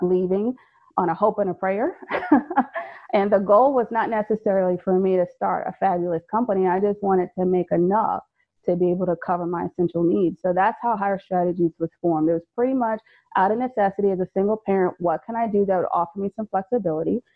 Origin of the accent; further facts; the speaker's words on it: Fayetteville, North Carolina, United States; moved away as an adult; also born or lived in Maryland; I'm originally from Fayetteville, North Carolina.